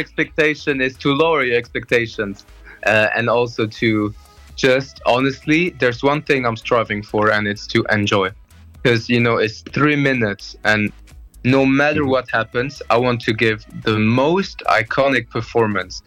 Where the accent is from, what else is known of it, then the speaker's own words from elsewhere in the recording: Luxembourg; moved away as an adult; also born or lived in Liverpool, United Kingdom; now in Brussels, Belgium; I'm half Italian, half Portuguese, and I was born and raised in Luxembourg